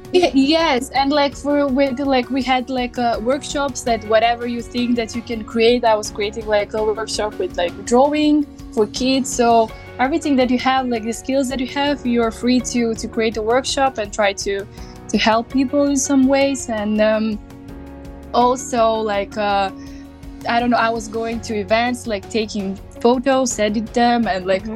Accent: Bitola, North Macedonia; English is a second language; moved away as an adult; now in Zagreb, Croatia; I'm from Bitola, and, and like in Bitola we're speaking differently

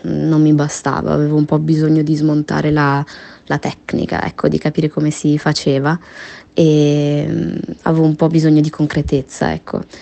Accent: Genoa, Liguria, Italy; Io sono nata a Genova, quindi sono genovese

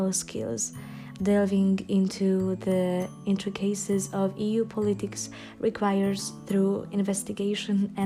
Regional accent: Debrecen, Hajdú-Bihar, Hungary; moved away as an adult; now in Budapest, Hungary; I'm Hungarian. I was born and raised in Debrecen, but currently I reside in Budapest due to my studies.

